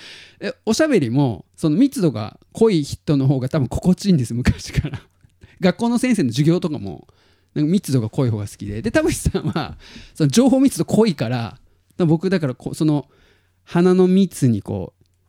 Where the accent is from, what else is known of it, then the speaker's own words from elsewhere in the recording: Tottori, Japan; 鳥取生まれギターポップ育ち